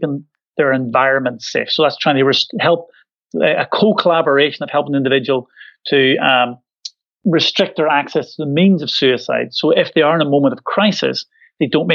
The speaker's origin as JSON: {"language": "English", "region": "Northern Ireland", "country": "United Kingdom", "accent": "Irish Glaswegian", "moved": "as an adult", "lives_now": "Scotland, United Kingdom", "said": "Irish Glaswegian accent, because I'm from Northern Ireland originally, but I've lived in Scotland for 20 years."}